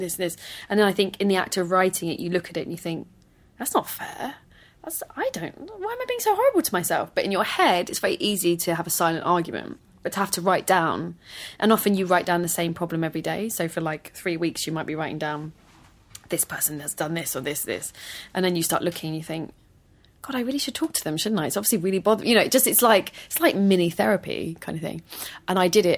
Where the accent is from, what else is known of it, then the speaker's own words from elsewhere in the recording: London, United Kingdom; I grew up in London, despite the very Welsh name. I am not as Welsh as some people would like me to be